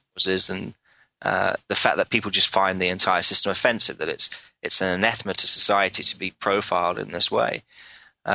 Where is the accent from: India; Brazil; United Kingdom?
United Kingdom; England; I'm from England